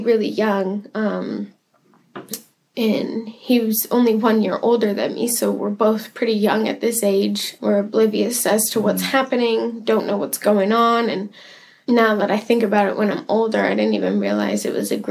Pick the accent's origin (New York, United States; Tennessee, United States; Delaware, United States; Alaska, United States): Alaska, United States; Anchorage; I was born and raised in Anchorage.